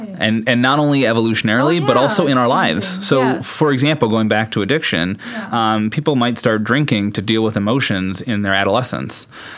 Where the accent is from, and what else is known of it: Wisconsin, United States